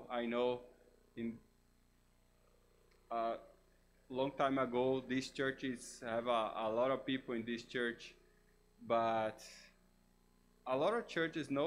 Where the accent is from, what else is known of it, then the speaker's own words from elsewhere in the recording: Brazil; first language Portuguese; English is a second language; moved away as an adult; now in United States; I'm from Brazil. English is my third language